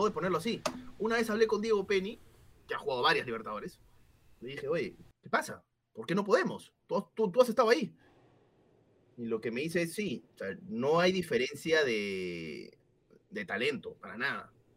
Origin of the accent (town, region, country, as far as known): Peru